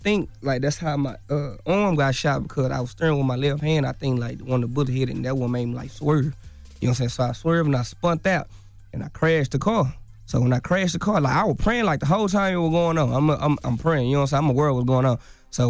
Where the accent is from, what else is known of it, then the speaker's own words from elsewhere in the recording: Dallas, Texas, United States; Like, this ain't, like, I'm from Dallas. Like, I stay outside of Dallas somewhere.